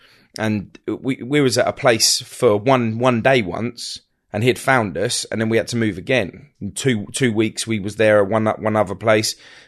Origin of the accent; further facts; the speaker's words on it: Hounslow, London, United Kingdom; born there; I was born in London, born at West Middlesex Hospital, Hounslow, Feltham, all of that area.